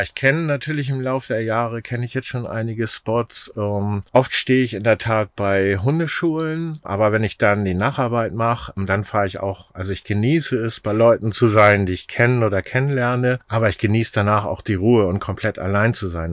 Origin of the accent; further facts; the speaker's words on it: Schleswig-Holstein, Germany; also born or lived in Bad Bramstedt; ich war immer ein, ein Kind des Meeres sozusagen, zwischen den Meeren aufgewachsen